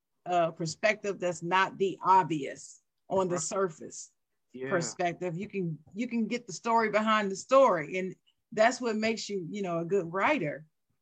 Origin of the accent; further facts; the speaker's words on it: Dayton, Ohio, United States; I'm from Dayton, Ohio.